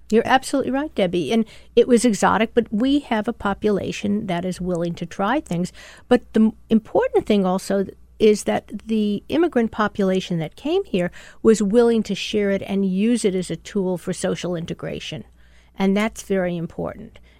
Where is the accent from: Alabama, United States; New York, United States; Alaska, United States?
New York, United States; accent: New York; I'm a New Yorker.